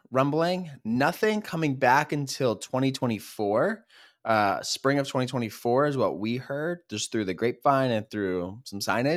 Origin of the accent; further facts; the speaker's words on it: Philadelphia, Pennsylvania, United States; We are brothers from the Philadelphia area